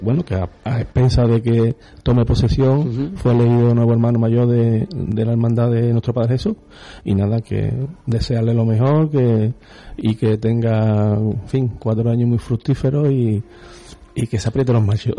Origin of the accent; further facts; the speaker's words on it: Utrera, Andalusia, Spain; yo toda mi vida he vivido digamos, entre comillas, en la parroquia de Santa María